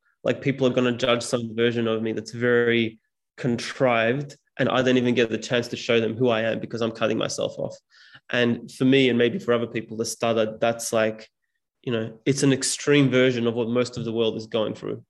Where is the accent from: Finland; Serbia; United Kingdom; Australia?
Serbia; first language Serbian; English is a second language; When I speak Serbian, which is my mother tongue, I still stutter.